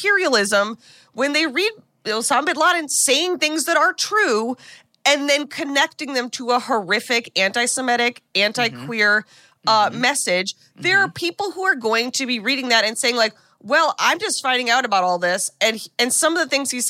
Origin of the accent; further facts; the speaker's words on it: United States; as an American